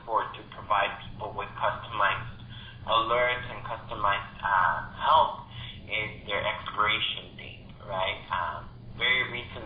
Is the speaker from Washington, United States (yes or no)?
no; Texas, United States; I grew up in Texas